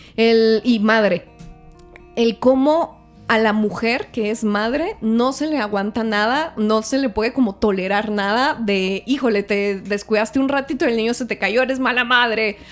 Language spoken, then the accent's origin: Spanish; Parral, Chihuahua, Mexico; moved away; yo soy mexicana y yo soy de provincia, soy de Parral, Chihuahua